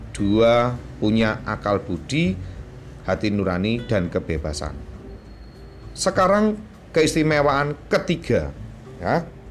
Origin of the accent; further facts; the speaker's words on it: Java, Indonesia; saya orang Jawa